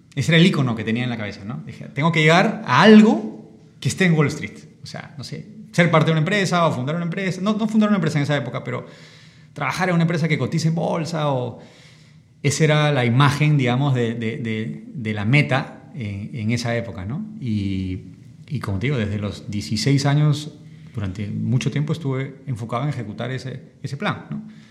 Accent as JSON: {"language": "Spanish", "region": "Lima", "country": "Peru", "tie": "born or raised there", "said": "Yo crecí aquí en Barranco, yo estudié en los Reyes Rojos"}